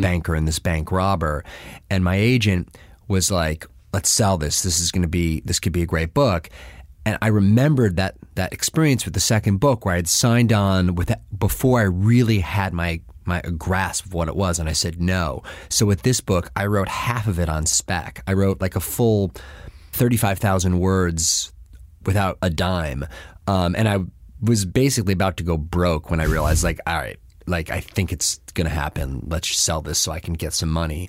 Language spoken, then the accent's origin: English; Buffalo, New York, United States; now in New Haven, United States; I'm from Buffalo